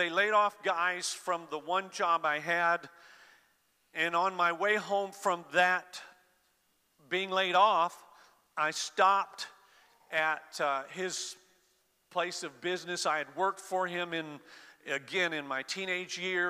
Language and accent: English; Florida, United States; I grew up in Florida